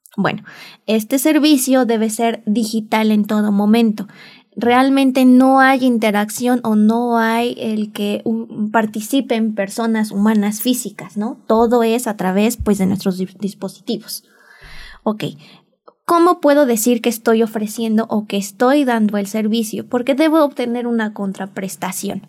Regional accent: Mexico; mi país, México

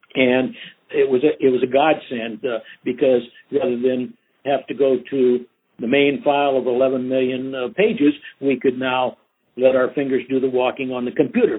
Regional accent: Outstate Nebraska, United States; moved away as an adult; also born or lived in Sacramento / San Francisco; back in my hometown working for the Catholic Diocese of Outstate Nebraska

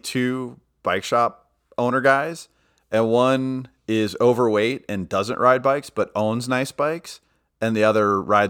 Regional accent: New Orleans, Louisiana, United States; Yeah, and it's funny because the shop that I grew up in New Orleans was a train wreck.

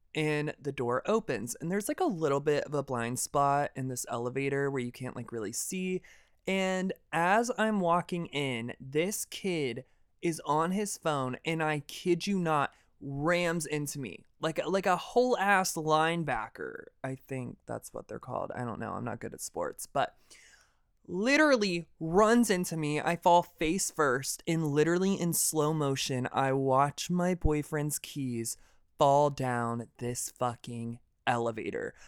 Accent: deep south of Georgia, United States; I'm from the deep south of Georgia in the middle of fucking nowhere

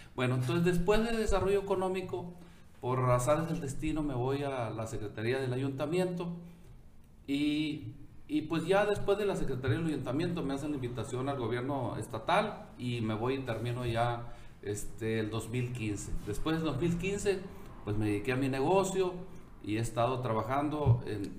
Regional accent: Ciudad Obregón, Sonora, Mexico; aquí crecí, aquí estudié

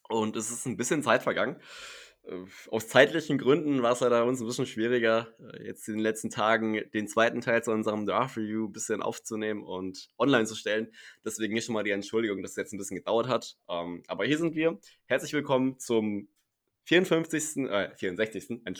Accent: Hesse, Germany; Weil ich, ihr müsst wissen, ich komme aus Hessen äh, und ich glaube, jeder, der da irgendwie jemand anderen mit Servus begrüßt, wird komisch angeguckt.

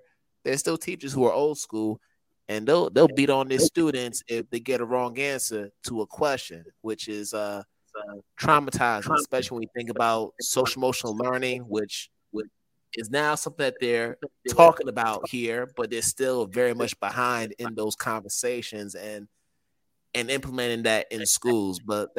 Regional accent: United States; both my parents, they're from Ghana. I grew up in the States and attended school from kindergarten to sixth grade in the States.

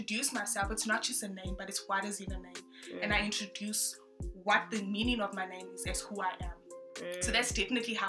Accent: Durban, KwaZulu-Natal, South Africa; first language French; also born or lived in Congo / Zambia; I'm from Sydenham, born and bred in Durban

